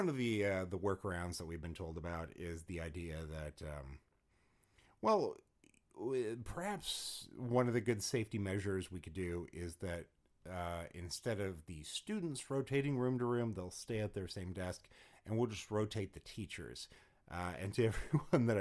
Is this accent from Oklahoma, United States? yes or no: no; Los Angeles, California, United States; moved away; I'm from Los Angeles